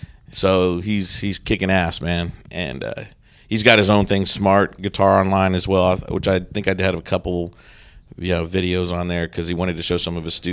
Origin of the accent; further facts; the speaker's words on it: Sacramento, California, United States; now in Charleston, United States; No, I'm from Sacramento, California originally. So okay. I did it all there, which was a great, great environment.